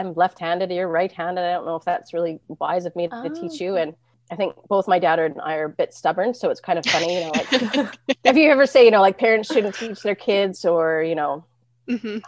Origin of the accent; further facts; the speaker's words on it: Penticton, British Columbia, Canada; growing up in Penticton